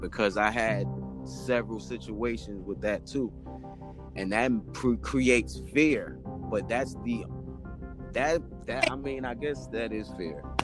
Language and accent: English; New York City, New York, United States; also born or lived in Jamaica (ancestry); I'm originally from like when I was born, I was born in the South Bronx. So I'm from poverty, but my family's from Jamaica. So I'm from real poverty. I'm from Forest Avenue projects